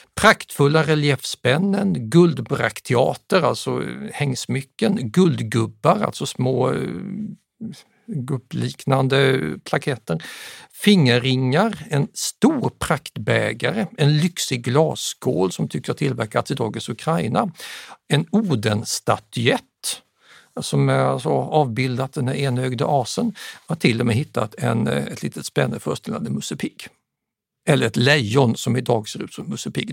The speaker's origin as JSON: {"language": "Swedish", "town": "Staffanstorp", "region": "Skåne", "country": "Sweden", "tie": "born or raised there", "also_born_or_lived": "Södertälje / Huddinge", "said": "vid fyra års ålder exporterades jag med mamma och pappa till Staffanstorp mellan Lund och Malmö. Och där växte jag upp"}